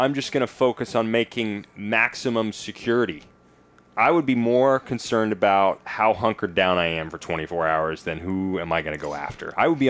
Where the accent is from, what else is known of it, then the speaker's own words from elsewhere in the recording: Nashville, Tennessee, United States; I grew up in Tennessee, so it's generally a bit cold. You sometimes get snow.